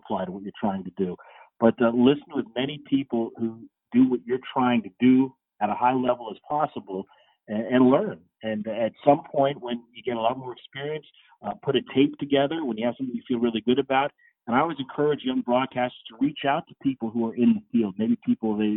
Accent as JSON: {"language": "English", "region": "South Florida", "country": "United States", "tie": "born or raised there", "said": "I grew up in South Florida"}